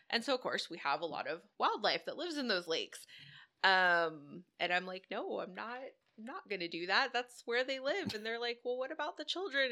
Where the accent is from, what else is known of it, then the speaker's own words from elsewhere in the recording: Dallas, Texas, United States; moved away as an adult; now in Houston, United States; I'm from Dallas originally, uh, moved down to Houston here a few years ago.